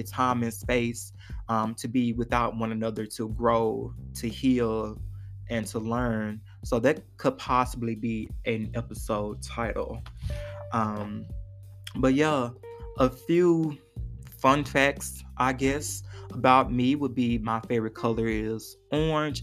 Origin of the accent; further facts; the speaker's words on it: Forest City, Arkansas, United States; also born or lived in Memphis, Tennessee; now in Fayetteville, United States; I am originally from Memphis, Tennessee. When I was 10 years old, my mother moved to Forest City, Arkansas